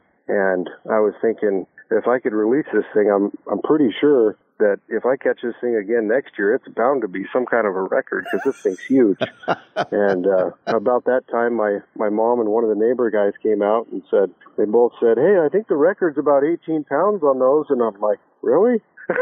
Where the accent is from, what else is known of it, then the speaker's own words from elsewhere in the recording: Spokane, Washington, United States; I grew up in Spokane, mainly Meade, just north of Spokane and Colbert.